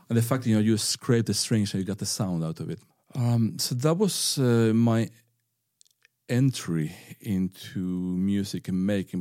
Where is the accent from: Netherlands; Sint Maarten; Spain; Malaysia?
Spain; northern Spain; English is a second language; moved away as an adult; now in Bergen, Norway; I grew up in a fishing town in northern Spain where no one had ever played the violin before.